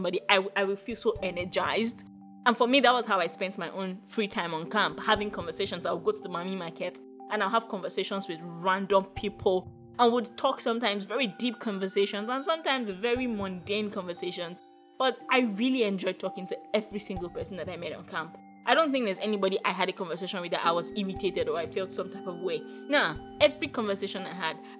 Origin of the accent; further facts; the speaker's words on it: Ogun State, Nigeria; I am Yoruba. I come from Ogun State